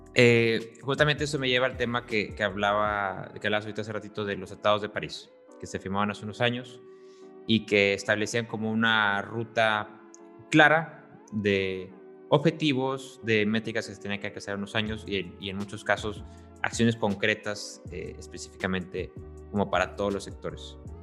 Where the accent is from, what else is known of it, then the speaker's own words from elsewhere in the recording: Tampico, Tamaulipas, Mexico; yo soy de Tampico, entonces también ahí somos costa.